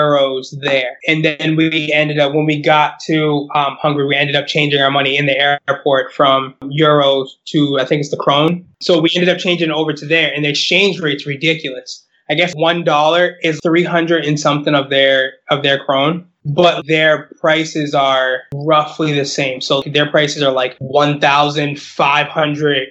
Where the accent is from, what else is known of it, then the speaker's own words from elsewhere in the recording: United States; I'm American